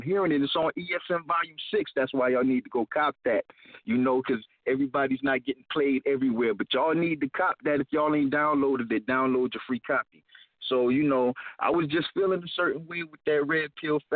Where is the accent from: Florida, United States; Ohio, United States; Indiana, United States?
Florida, United States; Jacksonville; now in Rockford, United States; I'm from Florida, though, Duval County, you know? That southern hospitality